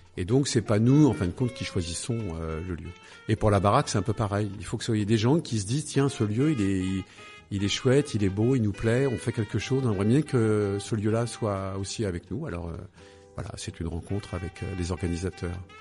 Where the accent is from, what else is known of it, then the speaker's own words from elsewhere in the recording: Paris, Île-de-France, France; moved away; je suis né à Paris, dans le 15e